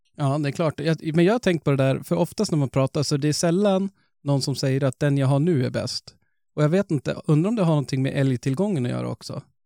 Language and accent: Swedish; Norrland, Sweden; vi är ju ändå norrlänningar.